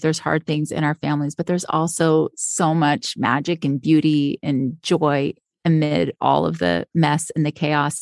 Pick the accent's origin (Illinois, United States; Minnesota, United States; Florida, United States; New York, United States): Florida, United States; now in Utah, United States; I grew up in Florida and also said I would always live by the beach, and now I live in Utah